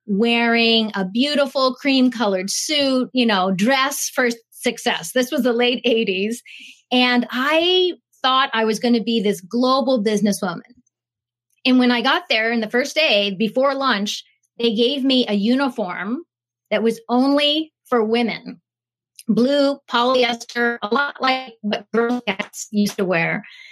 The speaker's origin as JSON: {"language": "English", "country": "Japan", "tie": "born there", "said": "So I was born in Japan. I had studied in Japan, and I really wanted to be in Japan."}